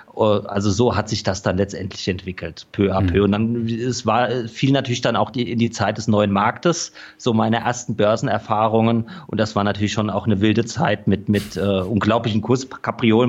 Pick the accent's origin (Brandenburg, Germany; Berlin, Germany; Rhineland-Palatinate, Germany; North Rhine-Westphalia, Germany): Rhineland-Palatinate, Germany; Rhenish Hesse; also born or lived in Düsseldorf; Ich komme aus Rheinhessen, man hört es vielleicht auch noch etwas an meinem Akzent